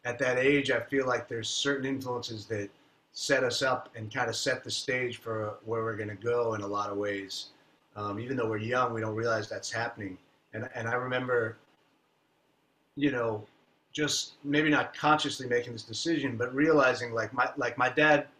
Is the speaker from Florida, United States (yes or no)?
yes; Miami, Florida, United States; also born or lived in New York; I was born in New York, and then we moved to Miami when I was like five or something